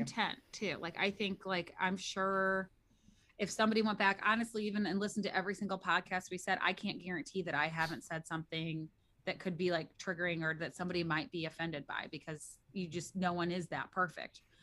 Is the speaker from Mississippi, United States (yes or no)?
no; St. Louis, Missouri, United States; I'm from Missouri